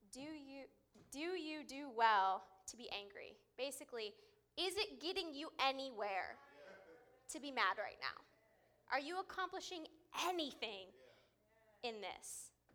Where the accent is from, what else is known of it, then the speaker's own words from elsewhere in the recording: California, United States; moved away; I grew up in California